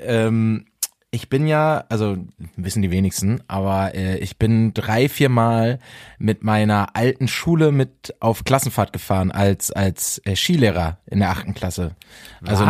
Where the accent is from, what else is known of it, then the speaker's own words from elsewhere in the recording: Bielefeld, North Rhine-Westphalia, Germany; moved away; Ich war ja in Bielefeld in meiner Heimat, in einer wunderschönen Stadt